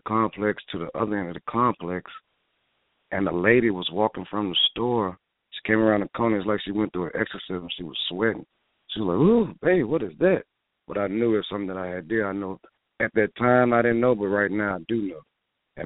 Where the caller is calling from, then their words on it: New Orleans, Louisiana, United States; I'm calling from New Orleans.